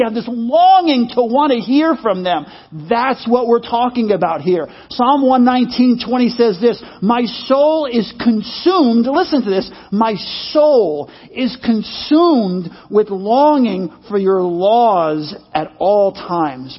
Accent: United States; I'm an American

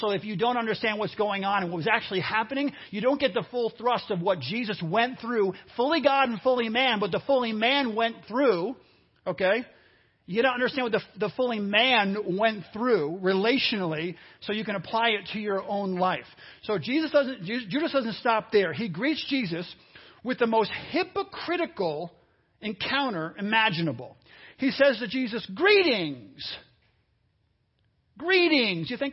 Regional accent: New York, United States; moved away as an adult; now in Cincinnati, United States; I grew up a lot of my life in New York. And in New York, in the Northeast

